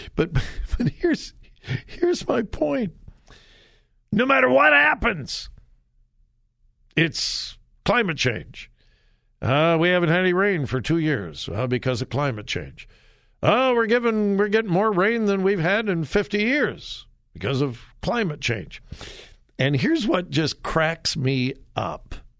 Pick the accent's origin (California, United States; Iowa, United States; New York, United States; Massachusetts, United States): California, United States; moved away; I'm from California. haven't lived there for years and years and years. I've been gone from California much, much, much longer than, than I ever lived there